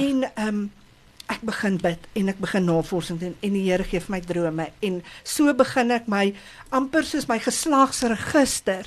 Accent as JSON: {"language": "Afrikaans", "town": "Kempton Park", "region": "Gauteng", "country": "South Africa", "tie": "born or raised there", "said": "Ek het groot geword in Kempton Park, nie ver van hier af nie"}